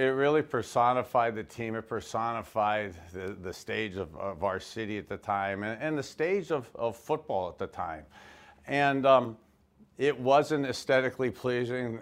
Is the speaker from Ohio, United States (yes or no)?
yes; Youngstown, Ohio, United States; also born or lived in Miami, Florida; I grew up in Youngstown, Ohio.